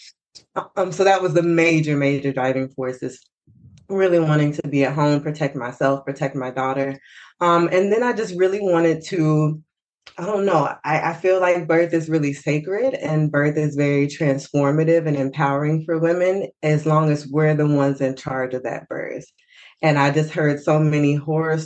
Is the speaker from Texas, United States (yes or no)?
yes; Fort Worth, Texas, United States; I'm from Fort Worth, Texas.